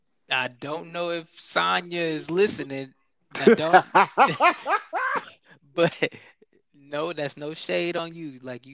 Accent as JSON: {"language": "English", "region": "California", "country": "United States", "said": "Being a Californian, and the way that she runs has always meant something to me"}